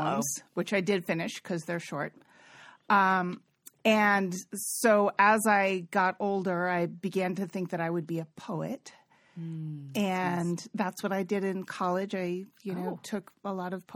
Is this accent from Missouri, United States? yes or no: no; Cambridge, Massachusetts, United States; also born or lived in Bay Area, California; now in Oakland, United States; I grew up in Cambridge, Massachusetts